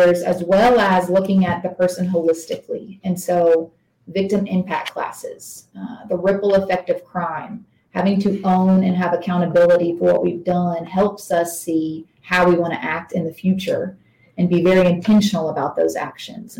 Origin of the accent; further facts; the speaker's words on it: East Tennessee, United States; accent: twang; I'm from East Tennessee, so I'm going to keep my twang down as much as I can